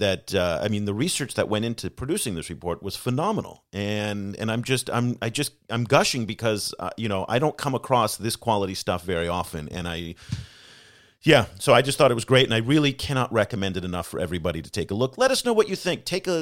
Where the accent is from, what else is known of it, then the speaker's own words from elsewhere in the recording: United States; moved away; also born or lived in Asia / Africa; I'm American